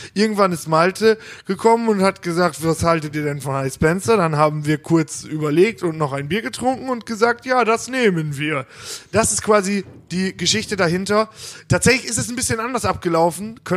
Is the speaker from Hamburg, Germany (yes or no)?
no; Hagen, North Rhine-Westphalia, Germany; bei Stocks bei uns in Hagen